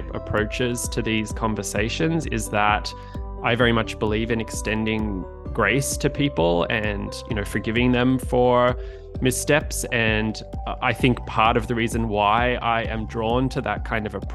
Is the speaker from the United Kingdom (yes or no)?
no; Australia; moved away as an adult; now in United States; as you could probably tell by my accent, I'm originally from Australia, moved to the US about a decade ago